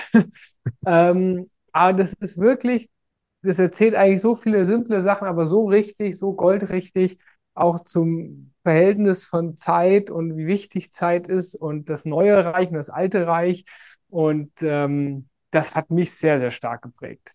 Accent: Germany; moved away; als Deutscher

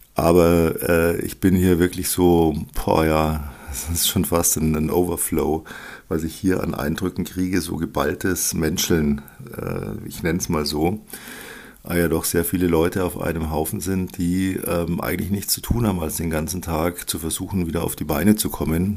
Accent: Germany; bei uns in Deutschland

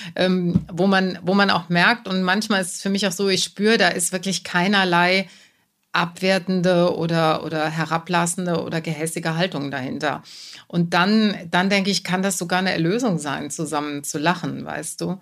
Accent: Germany; als Deutsche, als Deutsche im Publikum

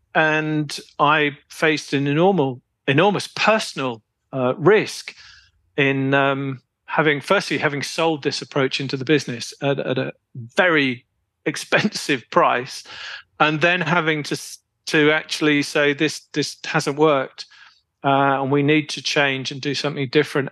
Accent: United Kingdom; moved away as an adult; also born or lived in Poland; being a Brit

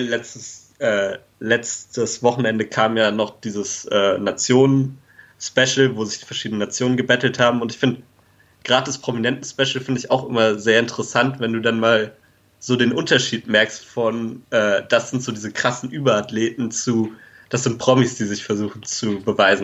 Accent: Germany; als Deutscher

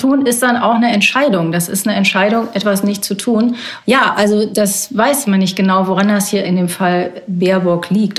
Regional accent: North Rhine-Westphalia, Germany; Ich bin ja in Nordrhein-Westfalen groß geworden

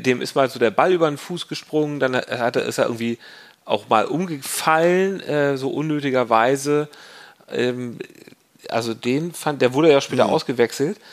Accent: Hamburg, Germany; als Hamburger

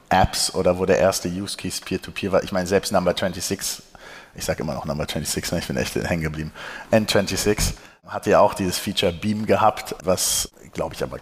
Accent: Berlin, Germany; born there; Also erstmal gebürtiger Berliner, ne? Ist auch mal wichtig.

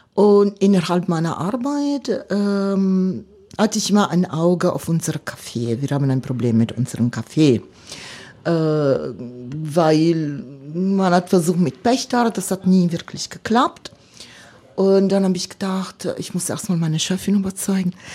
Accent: Milan, Lombardy, Italy; German is a second language; moved away as an adult; now in Cottbus, Germany; ich bin äh, Mailänderin, äh, komme ich aus der Stadt Mailand. Äh, seit Generationen sind wir Mailänder

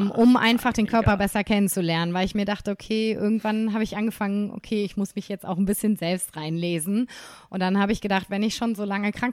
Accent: Nuremberg, Bavaria, Germany; Komme ich mal wieder in, in meine Heimat ja. zurück.

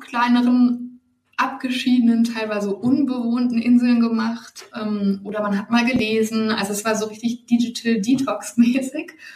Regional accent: Germany

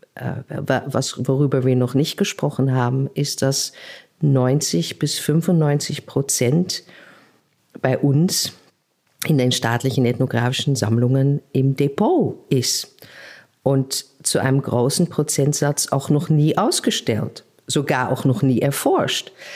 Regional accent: Netherlands; accent: Dutch; German is a second language; also born or lived in Berlin; now in Leipzig, Germany; ich bin selber äh, ja Niederländerin, hört man ja an meinem Akzent

